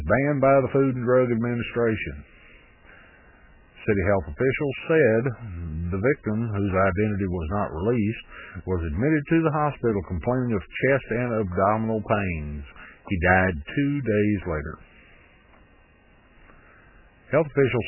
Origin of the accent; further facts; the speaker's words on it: Texas, United States; I myself, I grew up here in Texas